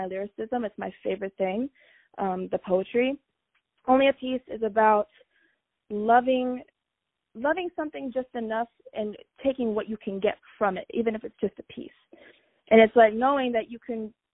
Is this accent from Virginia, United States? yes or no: yes; Fredericksburg, Virginia, United States; moved away as an adult; now in Los Angeles, United States; I am not from Los Angeles. I'm from Virginia, Fredericksburg, Virginia